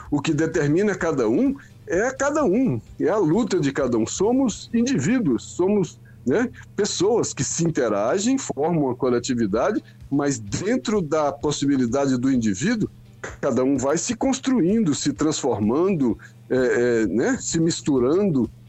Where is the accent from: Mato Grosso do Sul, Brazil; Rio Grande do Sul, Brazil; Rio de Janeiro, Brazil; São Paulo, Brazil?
Rio Grande do Sul, Brazil; Não, eu sou do eu sou gaúcho, por isso.